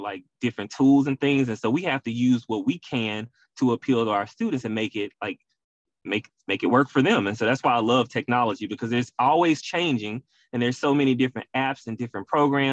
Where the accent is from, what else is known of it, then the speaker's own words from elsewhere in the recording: Memphis, Tennessee, United States; moved away as an adult; now in Houston, United States; I'm born and raised in Memphis, Tennessee, though, but Houston is where I call home